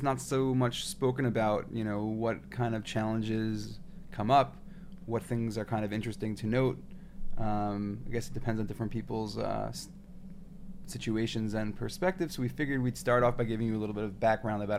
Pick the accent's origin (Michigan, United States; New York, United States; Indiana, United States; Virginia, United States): New York, United States; Woodmere; moved away as an adult; also born or lived in Israel / Dallas; now in Miami Beach, United States; I'm originally from Woodmere, New York